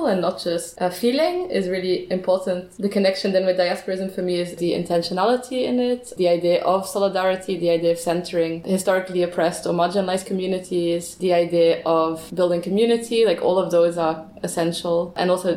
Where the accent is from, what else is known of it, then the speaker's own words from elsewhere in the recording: Antwerp, Flanders, Belgium; also born or lived in United Kingdom; I am from Antwerp, as I said. I grew up there till I was 18.